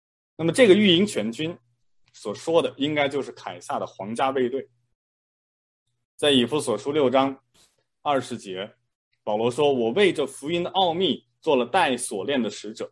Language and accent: Chinese; China; moved away; 我小时候在国内的时候呢